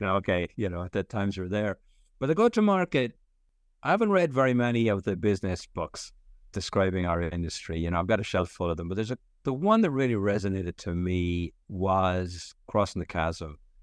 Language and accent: English; Ireland; moved away as an adult; also born or lived in Stockholm, Sweden; I'm Irish, grew up in Ireland in the seventies and eighties